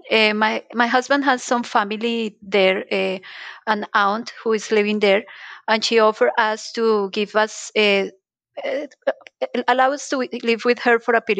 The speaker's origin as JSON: {"language": "English", "country": "Colombia", "second_language": "English", "moved": "as an adult", "lives_now": "Switzerland", "said": "Well, um, as you told in the intro, I am from Colombia. And so many years ago, like 11 years ago, I decided to go and live in Switzerland."}